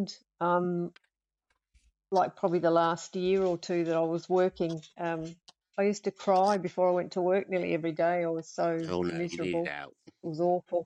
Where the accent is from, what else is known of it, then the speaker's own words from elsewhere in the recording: Australia; moved away as an adult; now in United Kingdom; I'm Australian, and for 30-odd years, I was an intensive care nurse, coronary care, all that kind of stuff. But I don't do that anymore now that I've moved here